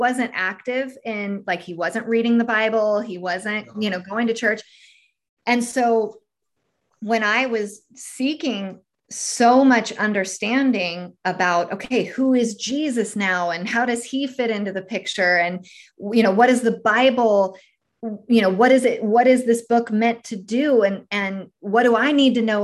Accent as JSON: {"language": "English", "region": "California", "country": "United States", "moved": "as an adult", "lives_now": "Tennessee, United States", "said": "I'm actually originally from California"}